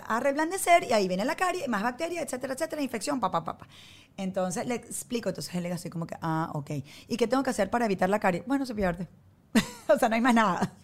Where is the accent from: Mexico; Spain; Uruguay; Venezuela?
Venezuela; moved away as an adult; now in United States; crecimos nosotros en Venezuela